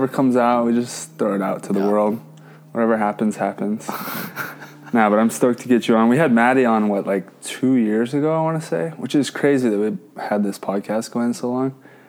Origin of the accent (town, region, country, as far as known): Hawaii, United States; born or raised there; now in Hermosa Beach, United States